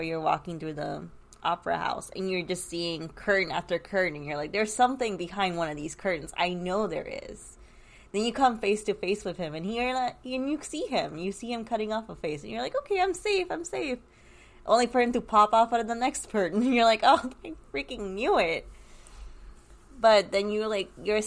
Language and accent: English; Orlando, Florida, United States; I grew up around Dueling Dragons.